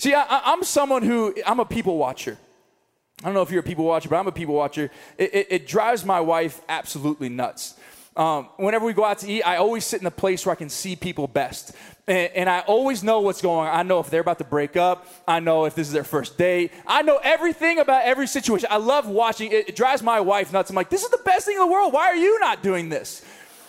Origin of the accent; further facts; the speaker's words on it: Missouri, United States; now in Colorado, United States; I'm from Missouri, we got Walmarts